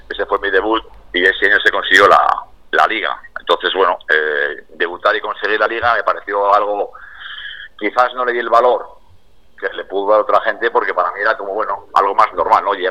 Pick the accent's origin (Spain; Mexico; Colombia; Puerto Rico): Spain; Bilbao, Basque Country; nosotros somos de San Adrián